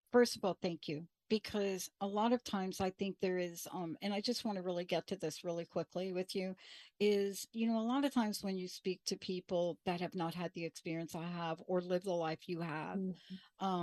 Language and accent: English; Bronx, New York, United States; I'm a girl from the Bronx.